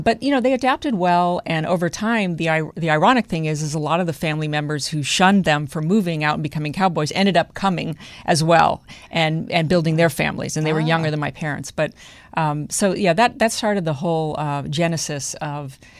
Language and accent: English; New Mexico, United States; moved away; I grew up in New Mexico